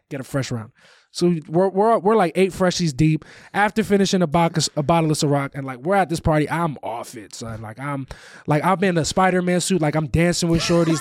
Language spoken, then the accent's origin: English; Valley Stream, New York, United States; moved away; The town that I'm from, I'm from Valley Stream. It's on the border of Queens and Long Island.